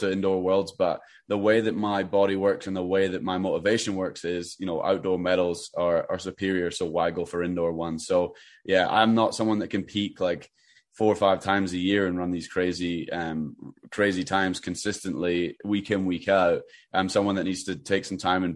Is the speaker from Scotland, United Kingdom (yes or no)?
yes; Edinburgh, Scotland, United Kingdom; moved away as an adult; also born or lived in Albuquerque, New Mexico; I grew up in Edinburgh